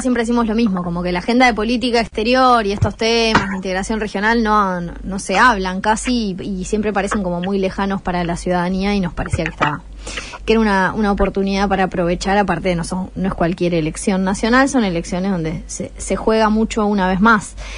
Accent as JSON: {"language": "Spanish", "country": "Argentina"}